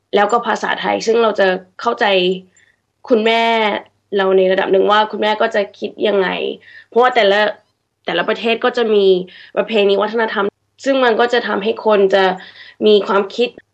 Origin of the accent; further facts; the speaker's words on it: Sydney, New South Wales, Australia; เกิดที่ออสเตรเลีย